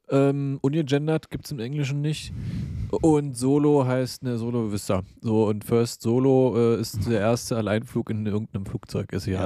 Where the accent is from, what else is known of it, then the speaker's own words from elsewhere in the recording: East Germany, Germany; ich komme aus dem Osten, der weiß, Brücken bauen geht.